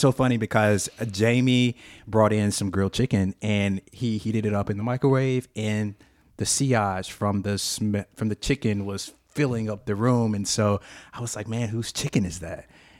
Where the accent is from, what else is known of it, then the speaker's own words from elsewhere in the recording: Montgomery, Alabama, United States; I was born and raised in Montgomery.